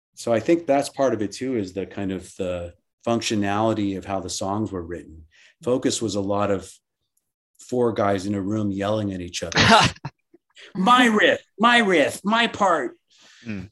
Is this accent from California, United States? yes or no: no; Miami, Florida, United States; I grew up in in Miami and uh, in Miami, Florida, and we were always on the water